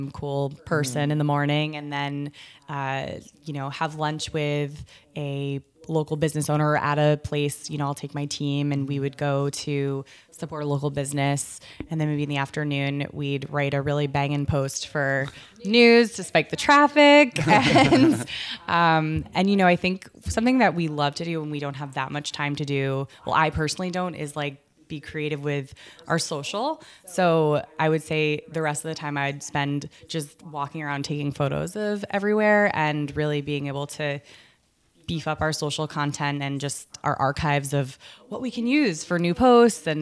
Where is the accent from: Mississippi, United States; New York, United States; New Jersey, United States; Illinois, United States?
New Jersey, United States; I grew up in North Jersey